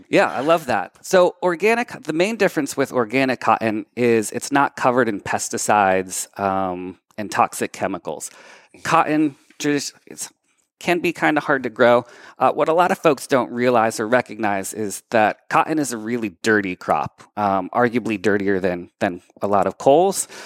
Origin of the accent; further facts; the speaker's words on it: Methuen, Massachusetts, United States; also born or lived in Lawrence, Massachusetts; So I was born in Lawrence, grew up in Methuen, spent a decade kinda living around, but came back to Lawrence